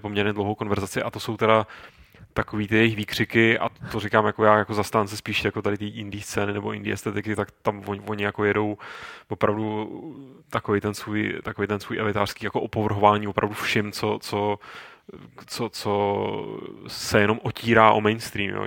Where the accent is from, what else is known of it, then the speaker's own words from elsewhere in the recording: Czechia; u nás v Čechách